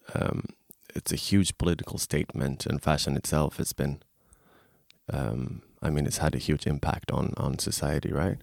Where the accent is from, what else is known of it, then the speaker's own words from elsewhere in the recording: Stockholm, Stockholm County, Sweden; moved away; also born or lived in Tokyo; I'm originally from Stockholm, Sweden.